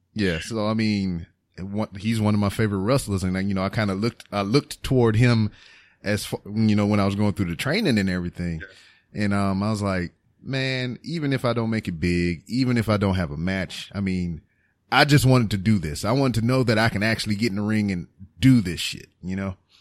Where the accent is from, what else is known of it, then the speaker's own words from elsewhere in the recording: Lake Charles, Louisiana, United States; moved away as an adult; I left Lake Charles